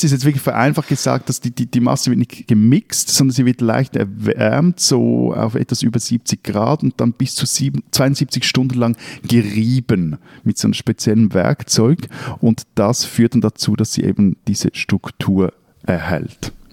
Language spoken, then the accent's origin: German; Switzerland; also born or lived in Lake Zurich area